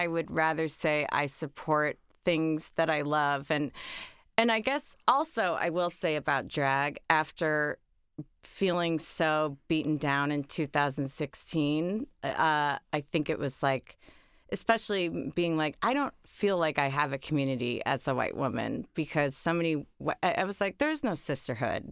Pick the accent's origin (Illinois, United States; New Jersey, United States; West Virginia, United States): Illinois, United States; Oak Park; moved away; I grew up in Chicago, or, or outside of Chicago